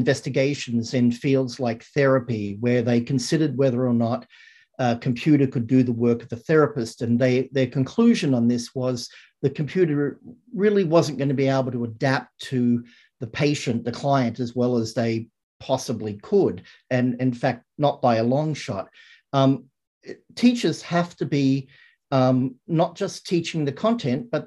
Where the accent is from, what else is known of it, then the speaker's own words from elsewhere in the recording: Australia; moved away; When I grew up in Australia